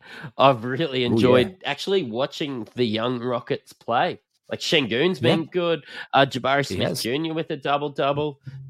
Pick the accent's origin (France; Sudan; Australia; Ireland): Australia; I, being an Aussie